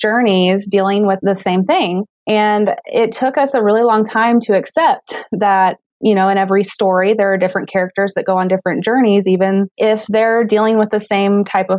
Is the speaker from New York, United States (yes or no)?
no; Southwest Missouri, United States; I grew up in Southwest Missouri, and I attended high school there